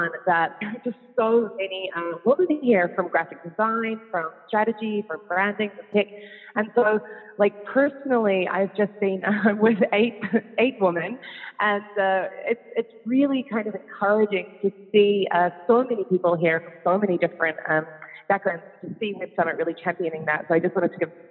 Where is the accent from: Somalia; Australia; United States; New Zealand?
New Zealand; Auckland; moved away as an adult; now in Netherlands; I'm a Kiwi. So I'm originally from New Zealand.